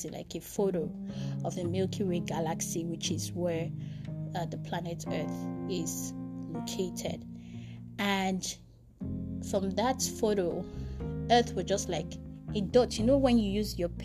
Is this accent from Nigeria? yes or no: yes; Nigeria; my nationality as a Nigerian, being in Africa